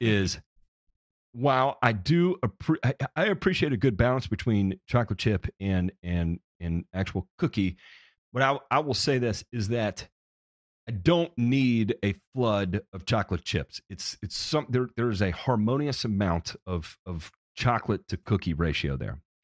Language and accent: English; Memphis, Tennessee, United States; I'm from Memphis